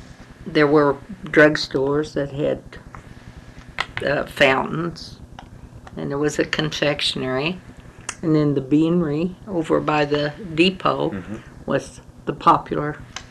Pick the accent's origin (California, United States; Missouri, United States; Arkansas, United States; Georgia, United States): Missouri, United States; Marceline; I was born in Sheridan County, just south of Marceline, about a mile and a half. South of the golf course, in fact. On a farm. My folks were farmers. I went to grade school, eighth grade, one room school, right across the road from the folks' farm.